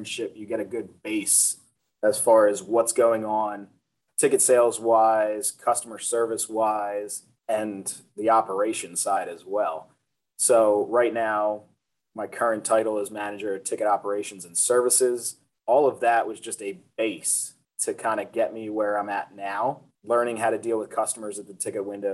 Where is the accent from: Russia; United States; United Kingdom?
United States; Ocean City, New Jersey; growing up in Ocean City